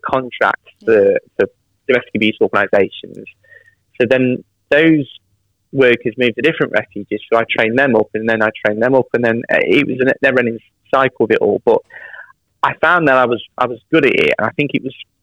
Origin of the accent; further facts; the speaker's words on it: Derby, East Midlands, United Kingdom; moved away as an adult; now in West Midlands, United Kingdom; So I'm from Derby originally. I moved to the West Midlands about 6-7 years ago. But yeah, Derby born and raised.